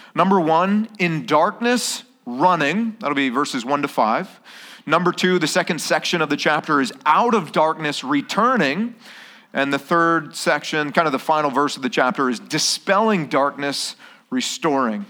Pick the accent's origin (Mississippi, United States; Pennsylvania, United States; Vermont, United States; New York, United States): Vermont, United States; now in Okinawa, Japan; I was born and raised in Vermont